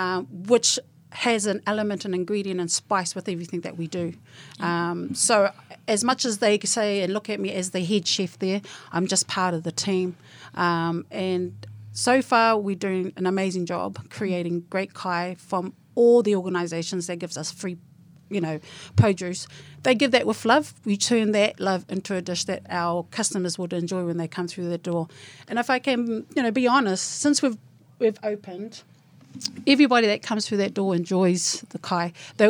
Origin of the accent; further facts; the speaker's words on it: Kingsland, Auckland, New Zealand; I was born and bred in Kingsland.